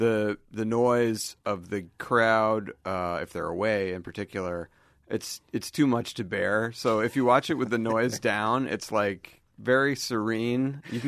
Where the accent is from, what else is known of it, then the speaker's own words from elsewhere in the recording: Weston, Massachusetts, United States; I grew up in Weston.